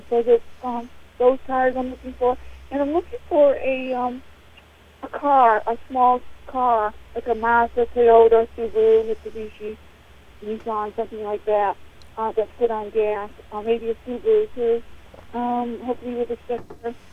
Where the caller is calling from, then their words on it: Oakland, United States; my cell number is six four nine three one seven zero, and I'm from Oakland.